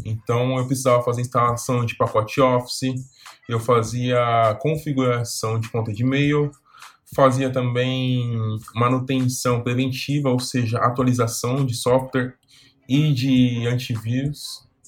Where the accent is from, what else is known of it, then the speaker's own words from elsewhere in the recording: São Paulo, Brazil; Eu nasci e fui criado aqui em São Paulo